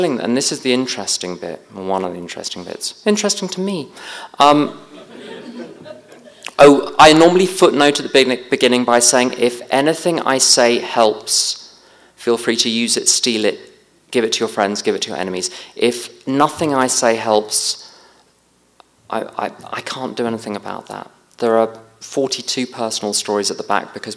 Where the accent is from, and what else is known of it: United Kingdom